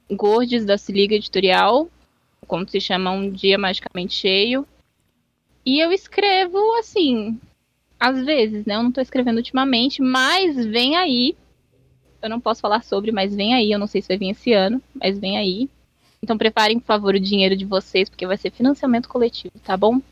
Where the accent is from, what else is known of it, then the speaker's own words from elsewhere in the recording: São Paulo, Brazil; Sou paulista